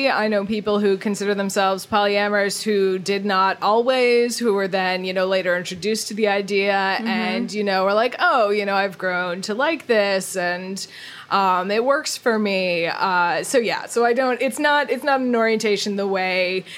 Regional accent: Boston, Massachusetts, United States; I'm from Boston

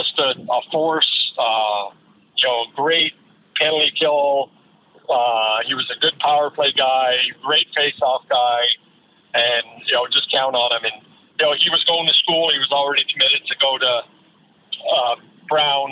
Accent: Prince George, British Columbia, Canada; moved away; also born or lived in Toronto; I grew up in Prince George

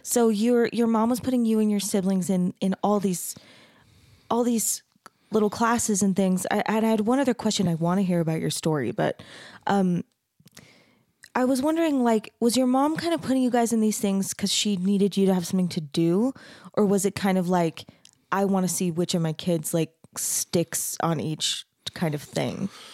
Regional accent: Mesa, Arizona, United States; I grew up in Mesa

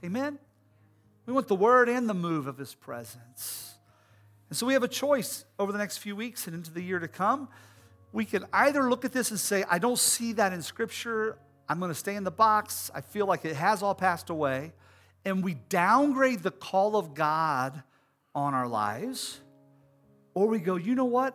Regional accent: United States; as American Christians

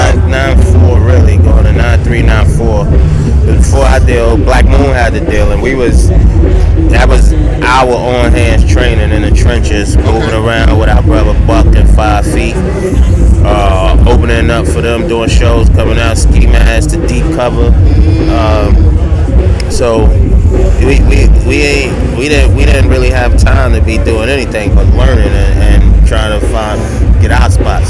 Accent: New York City, New York, United States; I'm from Bed Stuy

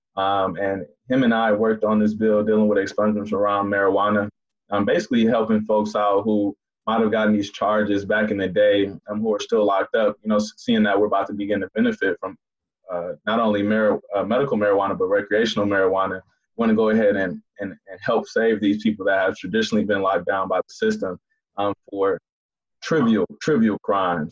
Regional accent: Inkster, Michigan, United States; Inkster, which is my hometown

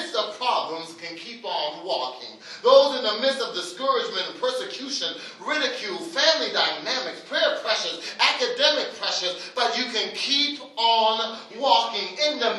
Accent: Halifax, Nova Scotia, Canada; I hail from Africville.

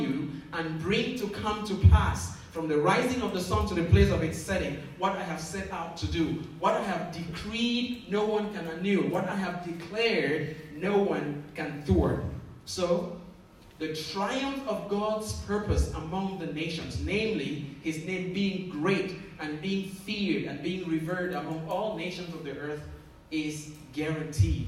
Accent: Northwest Region, Cameroon; moved away; I grew up in Cameroon, in the northwest part of that country. That's where I was born.

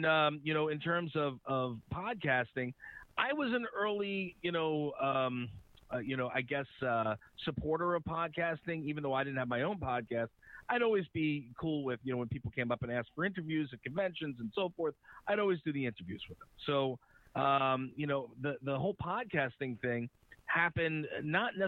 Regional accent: Uniondale, New York, United States; accent: Long Island; I'm a Long Island guy. I've been here, born and raised, 46 years old. I grew up in Uniondale, here

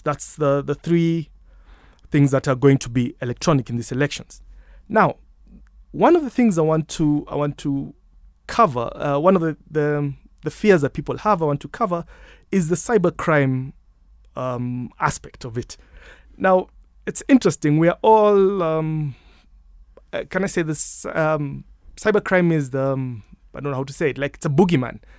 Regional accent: Kenya; I'm Kenyan.

